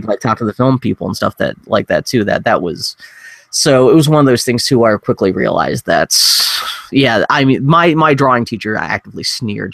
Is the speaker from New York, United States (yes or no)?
no; Pittsburgh, Pennsylvania, United States; also born or lived in Philadelphia; I was growing up in Pittsburgh, so at least it was, was not far from home.